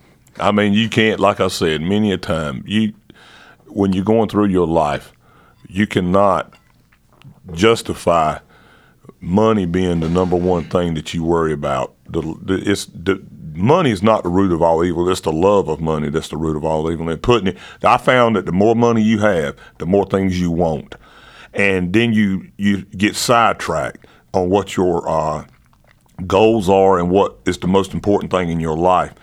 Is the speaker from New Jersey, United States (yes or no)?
no; North Carolina, United States